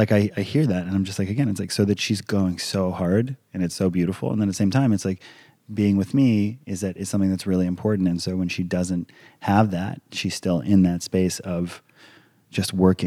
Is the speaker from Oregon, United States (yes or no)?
no; Hawaii, United States; I grew up in Hawaii. I'm a fairly laid back individual.